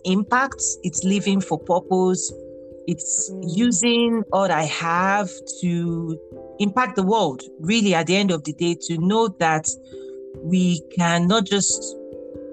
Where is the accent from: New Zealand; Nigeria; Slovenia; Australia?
Nigeria; moved away as an adult; also born or lived in Abeokuta, Nigeria; now in United States; I'm a Nigerian American. I got my first degree in Nigeria